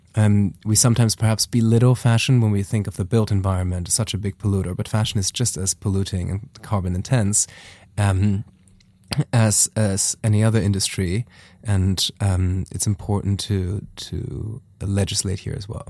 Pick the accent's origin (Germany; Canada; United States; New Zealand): Germany; moved away as an adult; also born or lived in Taiwan; I am from Germany originally.